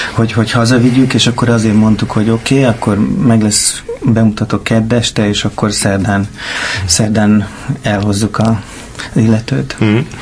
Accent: Keszthely, Zala, Hungary; Én vidéken nőttem fel Keszthelyen, ez egy kisváros

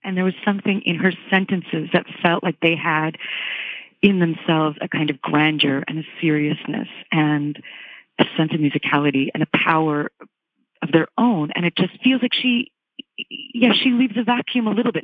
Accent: Virginia, United States; I grew up in Virginia

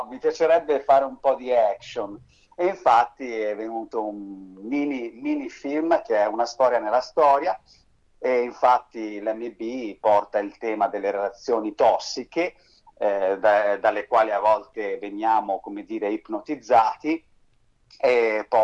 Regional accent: Bern, Switzerland; born there; Sì, diciamo che sono nato a Berna in Svizzera interna, mia mamma è spagnola di Madrid, mio papà è del sud Italia, è lucano, sono cresciuto sempre tra frontiera

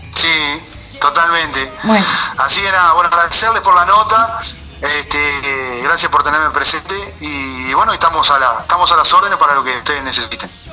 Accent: Santa Rosa, Canelones, Uruguay; Yo soy de Santa Rosa, departamento de Canelones

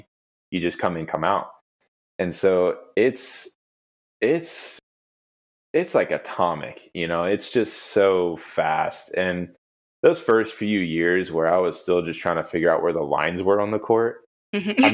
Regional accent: United States; as an American

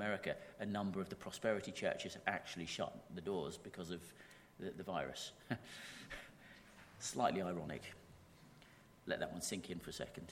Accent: United Kingdom; we're British and we struggle with that enough, just being British.

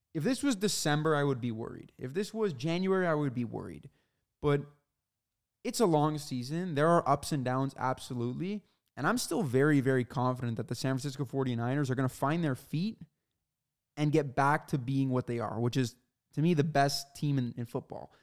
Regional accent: Canada; he obviously knows we're Canadian

